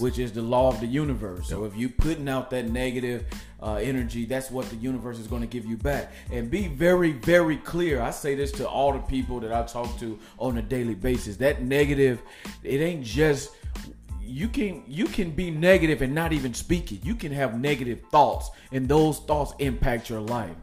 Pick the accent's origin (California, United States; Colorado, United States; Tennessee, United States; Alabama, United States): Tennessee, United States; Nashville; born or raised there; moved away